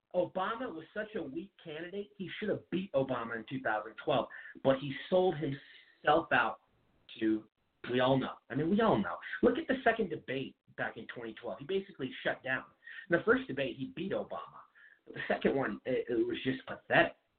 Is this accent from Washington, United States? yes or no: yes; Washington, United States; my home state of Washington